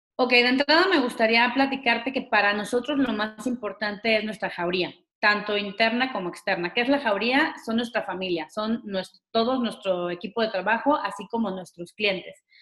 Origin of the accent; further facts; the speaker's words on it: Mexico; unidos como mexicanos